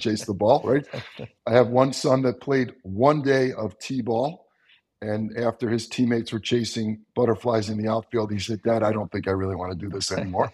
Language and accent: English; Long Island, New York, United States; I grew up on Long Island, New York, which was flatter than flat.